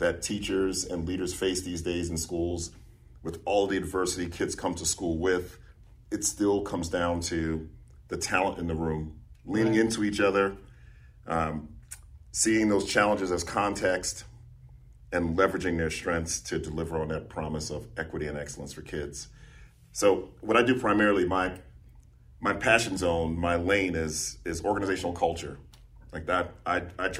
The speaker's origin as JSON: {"language": "English", "town": "New York City", "region": "New York", "country": "United States", "tie": "born or raised there", "moved": "yes", "lives_now": "Coweta County, United States", "said": "I'm from New York City, and the only frustrating part is when I go home, I look like a tourist, even though I want to stop people and say, I'm from here. I grew up in the city."}